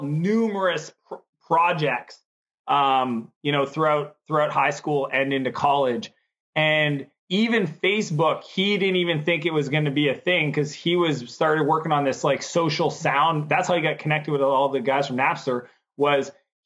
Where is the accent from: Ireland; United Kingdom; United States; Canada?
Canada; I'm Canadian.